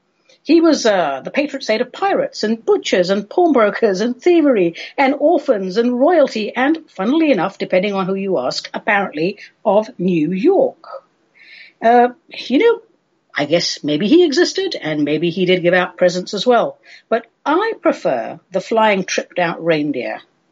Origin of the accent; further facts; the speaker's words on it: England, United Kingdom; I grew up in England, so my main frame for the holiday season really is Christmas and solstice.